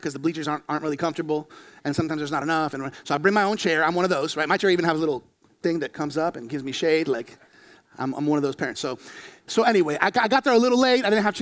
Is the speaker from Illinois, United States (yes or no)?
no; Florida, United States; I was born here in Florida